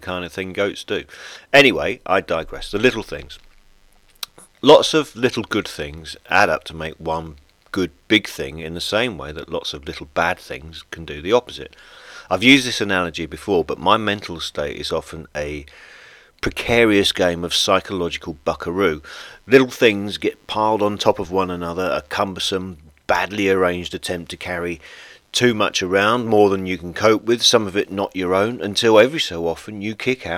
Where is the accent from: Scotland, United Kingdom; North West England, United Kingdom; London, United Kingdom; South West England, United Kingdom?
North West England, United Kingdom; Blackburn; now in France; where I was born in Blackburn